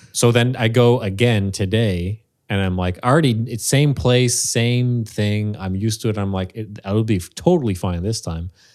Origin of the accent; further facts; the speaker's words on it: Montreal, Quebec, Canada; Born and raised in Montreal